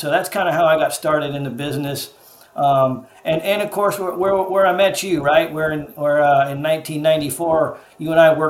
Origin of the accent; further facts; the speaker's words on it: Cupertino, California, United States; moved away as an adult; also born or lived in Chico, California / Scottsdale, Arizona; I grew up in the Northern California Bay Area in the San Francisco Bay. Near a little town called Cupertino, which people may have heard of, near San Jose.